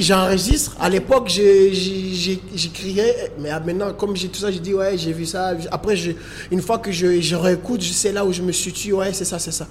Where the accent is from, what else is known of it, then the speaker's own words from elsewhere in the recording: Moroni, Grande Comore, Comoros; je suis né euh, à Moroni, j'ai grandi à Moroni malgré tout.